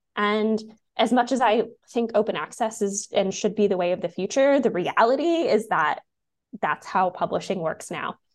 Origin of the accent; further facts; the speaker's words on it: United States; also born or lived in Washington, D.C.; now in Canada; I'm American